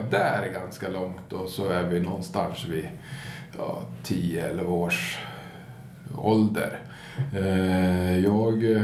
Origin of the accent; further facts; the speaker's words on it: Gävle, Gävleborg County, Sweden; Jag är född i Gävle och, ja. och äkta Gävlebo.